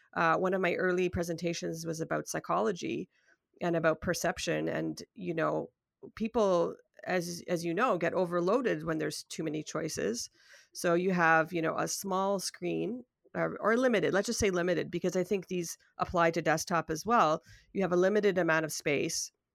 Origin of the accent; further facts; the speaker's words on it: Toronto, Ontario, Canada; I'm from Toronto, Ontario, Canada